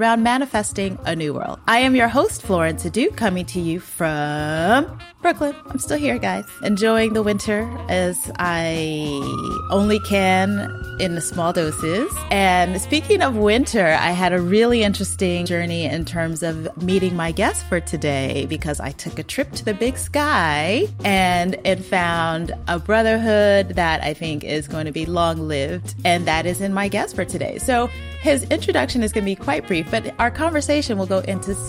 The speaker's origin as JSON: {"language": "English", "country": "Ghana", "said": "I'm from Ghana"}